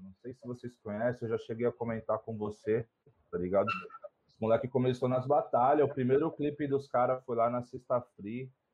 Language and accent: Portuguese; São Paulo, Brazil; moved away as an adult; also born or lived in Pereira Barreto / Rio Preto; now in Votuporanga, Brazil; Nasci em Pereira Barreto. Aí, tipo, ah, tipo, desde os três anos de idade eu morei em São Paulo. Morei uns 23 anos.